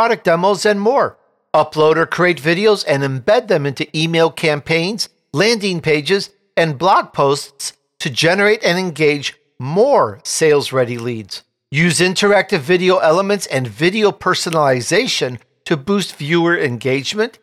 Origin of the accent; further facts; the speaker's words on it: Chicago, Illinois, United States; now in California, United States; I grew up in Chicago